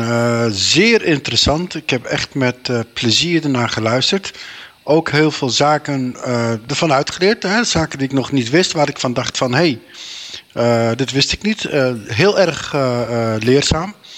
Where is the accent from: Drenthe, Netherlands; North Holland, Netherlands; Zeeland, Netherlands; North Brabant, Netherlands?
Drenthe, Netherlands; Meppel; geboren en getogen in Nederland, in, eh, in Meppel, Drenthe